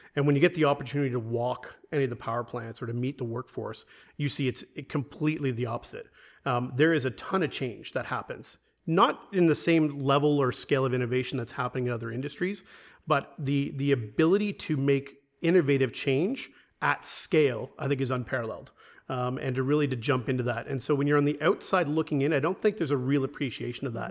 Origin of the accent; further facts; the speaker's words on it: Toronto, Ontario, Canada; moved away as an adult; Born and raised in Toronto